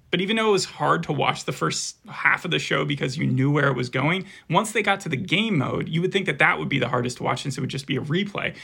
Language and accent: English; Arizona, United States; We're from Arizona